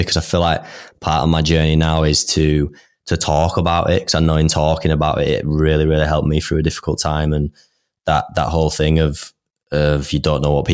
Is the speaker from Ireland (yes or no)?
no; Leeds, Yorkshire and the Humber, United Kingdom; we're both from Leeds.